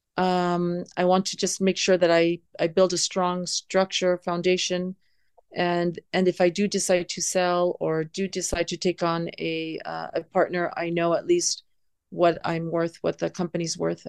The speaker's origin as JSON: {"language": "English", "town": "San Diego", "region": "California", "country": "United States", "tie": "born or raised there", "moved": "as an adult", "lives_now": "Riyadh, Saudi Arabia", "said": "growing up in San Diego"}